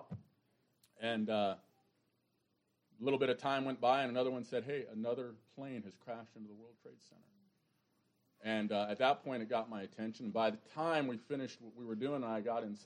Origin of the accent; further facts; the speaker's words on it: New York, United States; moved away; I'm a New Yorker